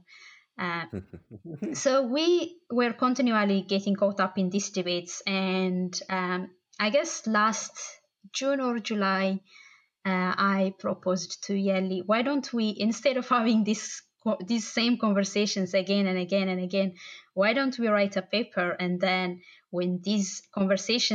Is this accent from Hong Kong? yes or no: no; Bahir Dar, Amhara, Ethiopia; also born or lived in Addis Ababa, Ethiopia; now in Dublin, Ireland; I'm originally from Bahardar. It's kind of the northern-ish side of Ethiopia, and I lived in Addis as well